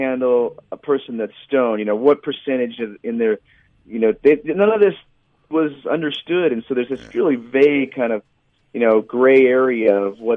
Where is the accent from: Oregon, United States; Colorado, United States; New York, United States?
Colorado, United States; I'm from Colorado